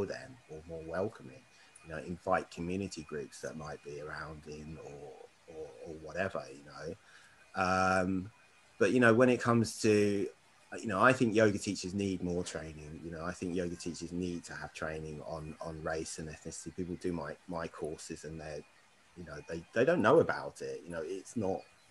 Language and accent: English; Berkshire, South East England, United Kingdom; now in London, United Kingdom; I grew up in Berkshire, I've lived all around the UK